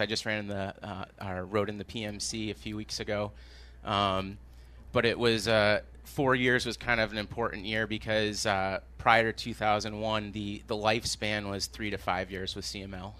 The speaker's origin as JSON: {"language": "English", "region": "Maine", "country": "United States", "tie": "born or raised there", "moved": "yes", "lives_now": "Jamaica Plain, Boston, United States", "said": "I grew up in Maine."}